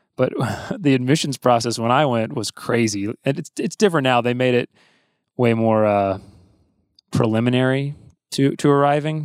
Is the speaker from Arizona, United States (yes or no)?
no; Athens, Georgia, United States; my dad's a university professor at University of Georgia, which is why I grew up in Athens